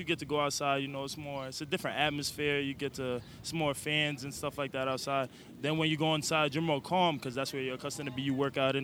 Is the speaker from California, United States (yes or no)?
no; New York City, New York, United States; I was born in the Bronx.